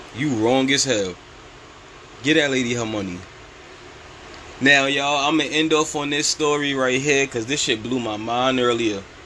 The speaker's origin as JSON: {"language": "English", "region": "New York", "country": "United States", "said": "I'm from New York"}